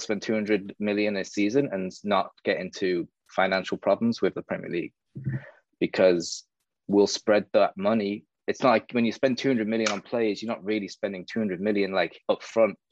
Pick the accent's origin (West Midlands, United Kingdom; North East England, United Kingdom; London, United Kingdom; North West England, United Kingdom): North East England, United Kingdom; South Shields; now in Miami, United States; I'm from South Shields, which is in the northeast of England, like 20 minutes from Newcastle. So I was born there, I grew up there.